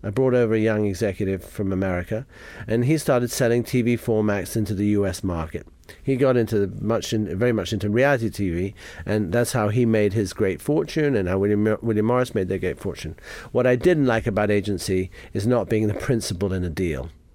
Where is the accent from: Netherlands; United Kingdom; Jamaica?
Jamaica; moved away; I grew up in Jamaica